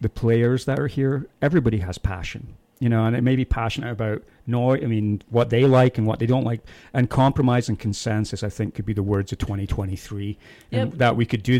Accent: Scotland, United Kingdom; now in Utah, United States; I'm from Scotland.

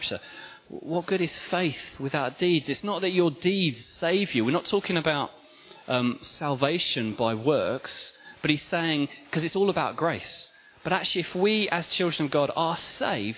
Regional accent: England, United Kingdom; as English people

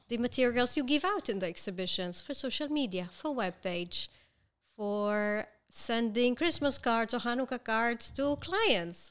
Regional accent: Israel; I was born here

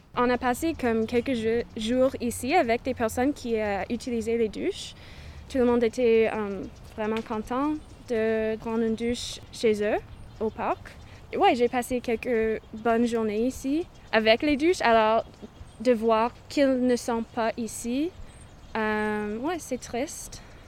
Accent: British Columbia, Canada; now in Victoria, Canada; Je suis autochtone, je viens de Cowichan. Alors, je suis Cowichan

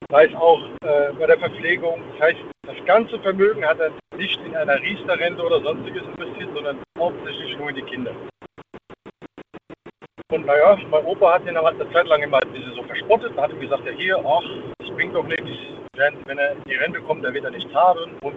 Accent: Michelstadt, Hesse, Germany; Ich bin aus der Nähe vom Odewald, Michelstadt.

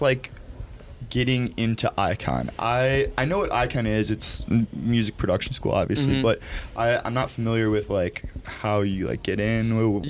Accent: Chicago, Illinois, United States; I'm from Chicago

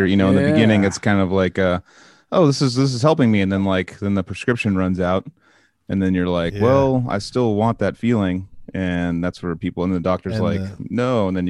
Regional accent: California, United States; we're from, you know, sunny California

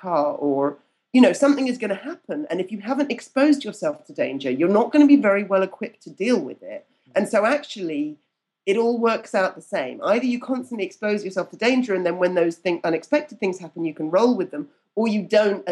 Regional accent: United Kingdom; being British

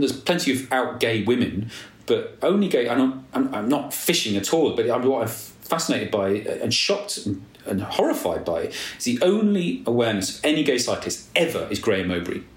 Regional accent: Nottingham, East Midlands, United Kingdom; also born or lived in London; now in Somerset, United Kingdom; I'm from Nottingham, so I support Nottingham Forest

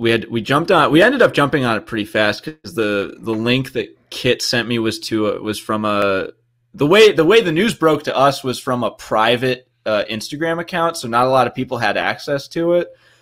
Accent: New Jersey, United States; I'm also from Jersey. My whole family is from Jersey originally.

